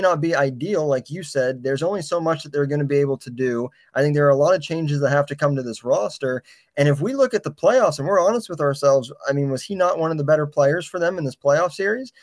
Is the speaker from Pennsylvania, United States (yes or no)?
yes; Pittsburgh, Pennsylvania, United States; we're from the Pittsburgh area